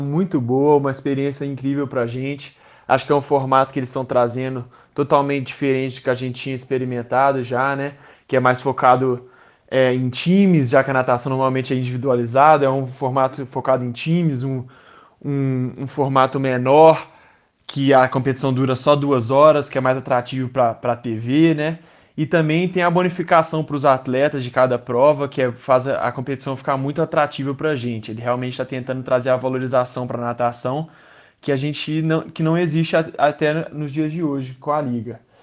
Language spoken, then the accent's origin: Portuguese; Minas Gerais, Brazil; moved away as an adult; also born or lived in United States; desde pequenininho, como um bom mineiro, sempre grudado na Rádio Tatiaia